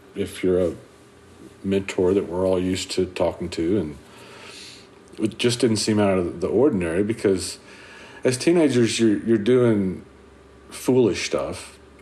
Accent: Carlisle, Arkansas, United States; I'm from Carlisle, Arkansas.

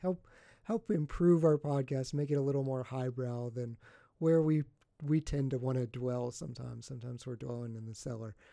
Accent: West Virginia, United States; I'm from West Virginia

